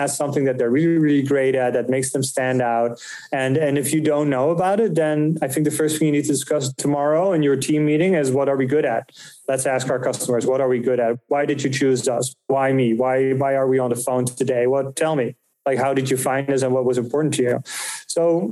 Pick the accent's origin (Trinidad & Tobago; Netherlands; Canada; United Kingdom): Netherlands; moved away as an adult; now in United States; I'm from the Netherlands. So I moved from Europe in 2015